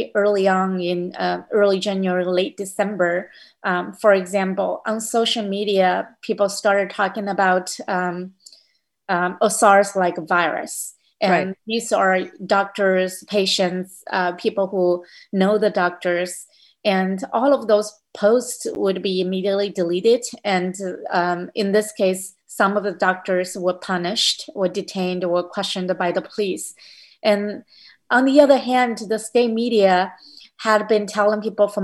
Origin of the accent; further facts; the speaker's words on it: Hubei, China; moved away as an adult; now in United States; my hometown next to Wuhan